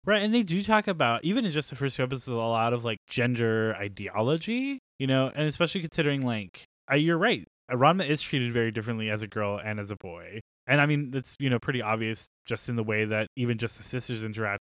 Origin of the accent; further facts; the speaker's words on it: United States; our country